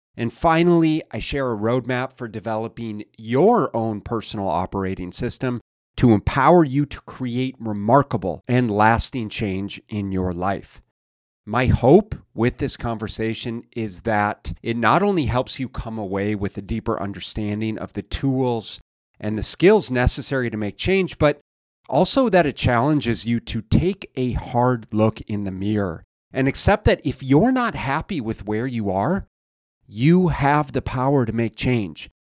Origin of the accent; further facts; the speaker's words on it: Minneapolis, Minnesota, United States; now in Arizona, United States; I grew up in Minneapolis, Minnesota